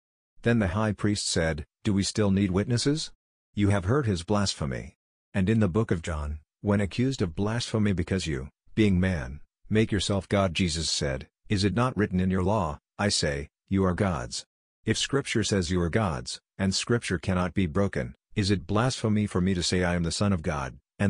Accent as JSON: {"language": "English", "country": "Barbados", "tie": "born there", "said": "I have experienced a physical birth, for I was born in Barbados and just as you, I know the limitations of the flesh."}